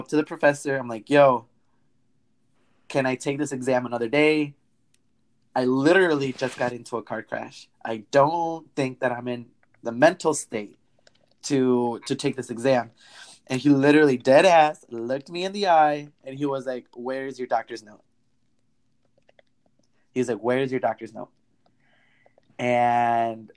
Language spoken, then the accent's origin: English; Wisconsin, United States; moved away as an adult; also born or lived in Illinois; I grew up in Wisconsin, but I went to a college in Illinois